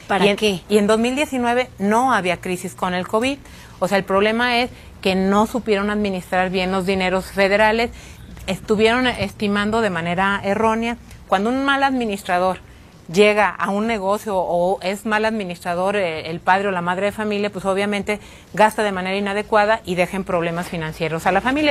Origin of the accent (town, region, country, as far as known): Guanajuato, Mexico